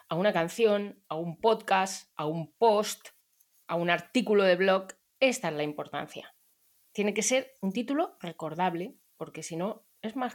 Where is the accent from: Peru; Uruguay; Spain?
Spain; Barcelona, Catalonia; Pues em, yo soy de Barcelona